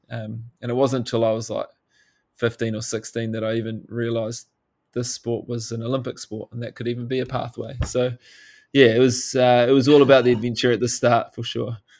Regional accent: New Zealand; growing up in New Zealand, it's uh, it's really hard not to be thrown into the outdoors at a young age

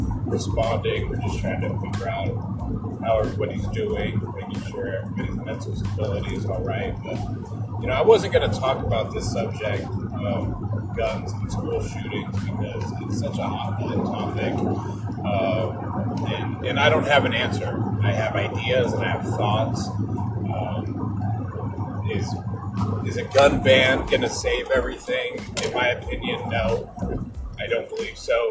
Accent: Des Moines, Washington, United States; my hometown of Des Moines, Washington

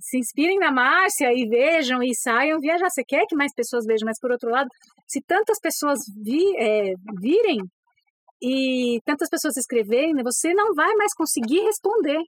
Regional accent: São Paulo, Brazil; eu sou paulistana, a gente cresce assim

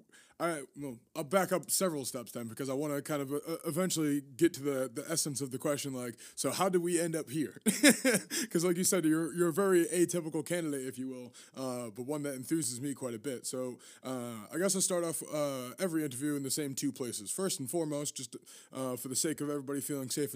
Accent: Massachusetts, United States; I'm from New England myself. I'm from here, Massachusetts

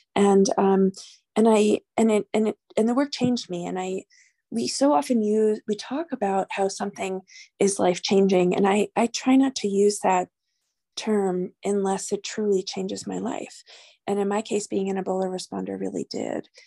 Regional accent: New York, United States; moved away as an adult; also born or lived in New Mexico; now in Albuquerque, United States; I'm originally from New York, but I've been a New Mexican since, for sixteen years

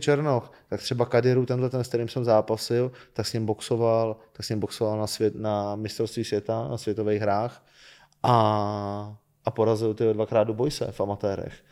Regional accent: Czechia; jsem nejúspěšnější Čech

